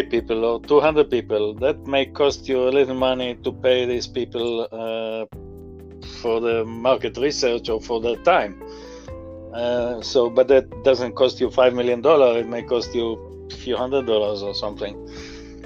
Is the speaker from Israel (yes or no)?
yes; Israel; moved away as an adult; now in United States; so you can hear from my accent, I didn't grow up in this country, I grew up in Israel